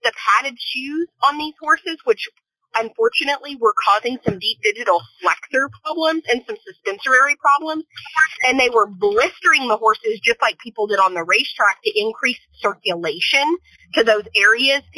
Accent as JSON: {"language": "English", "town": "El Paso", "region": "Texas", "country": "United States", "tie": "born or raised there", "said": "I grew up in El Paso, Texas"}